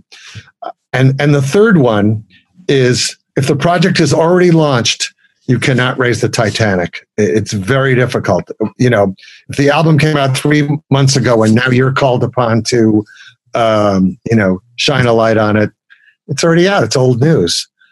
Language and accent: English; New York City, New York, United States; As a kid growing up in Brooklyn